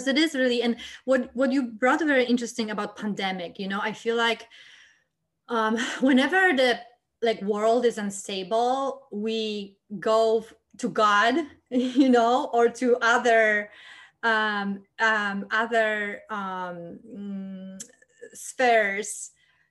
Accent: Poland; moved away; I came from Poland, which is pretty strict and very down to earth country, and my both parents are engineers

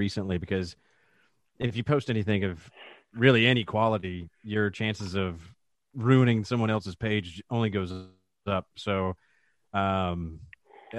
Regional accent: Georgia, United States; Born and raised in Georgia, still live in the Atlanta metro area

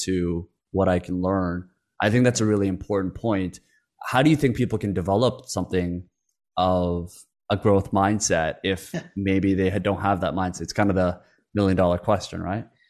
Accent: Canada; English is a second language; also born or lived in Korea; I had a language barrier growing up in Canada when I when I moved over from Korea

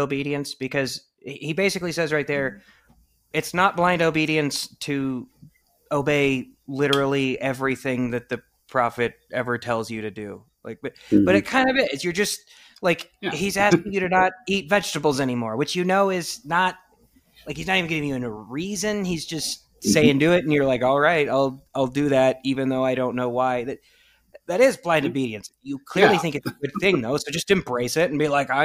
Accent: Idaho, United States; I'm from Idaho

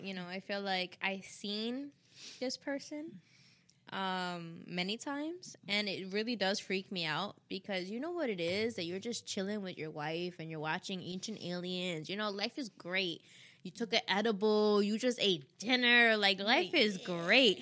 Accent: New York, United States; I'm from New York

